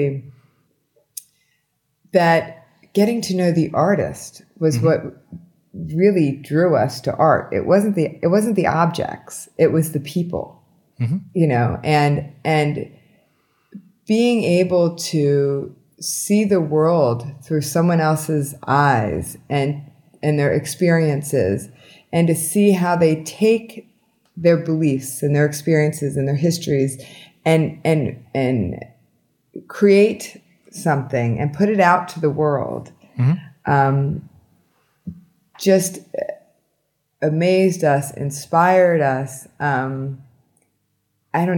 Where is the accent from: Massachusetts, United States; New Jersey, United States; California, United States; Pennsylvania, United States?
Pennsylvania, United States; now in Miami, United States; I'm originally from Pennsylvania